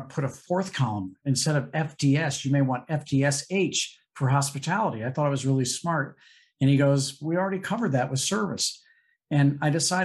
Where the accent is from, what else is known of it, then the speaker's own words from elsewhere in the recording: St. Louis, Missouri, United States; growing up in St. Louis